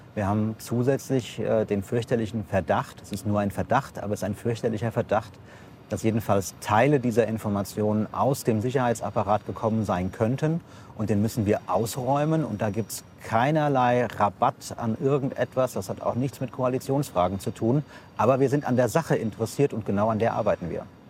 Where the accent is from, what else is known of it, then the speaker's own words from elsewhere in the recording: Offenbach, Hesse, Germany; ich komme aus Offenbach